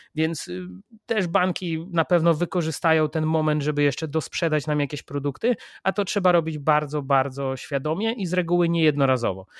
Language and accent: Polish; Poland; jestem z Polski